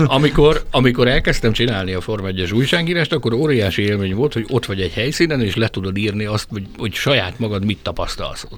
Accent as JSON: {"language": "Hungarian", "country": "Hungary", "said": "egyedüli hmm. magyarként"}